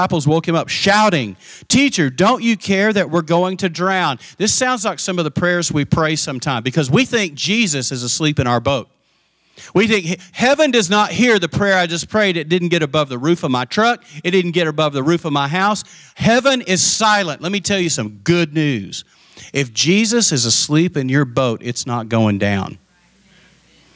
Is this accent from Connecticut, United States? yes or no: no; the panhandle of Texas, United States; also born or lived in Abilene, Texas; I grew up in Tornado Alley up in the panhandle of Texas